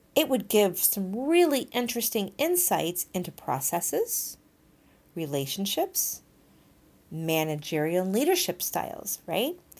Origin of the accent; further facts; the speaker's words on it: Texas, United States; moved away; I grew up in Texas in the early eighties.